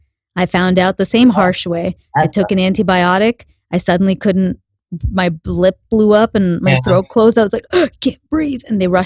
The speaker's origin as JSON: {"language": "English", "country": "India", "said": "I know, because I'm Indian and I know what the actual size of food is supposed to be. When you go to India, you see like apples, they're like this"}